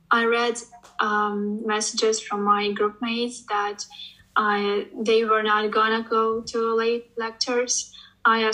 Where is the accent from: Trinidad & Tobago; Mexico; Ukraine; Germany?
Ukraine; Kherson Oblast; moved away; I'm from Kherson region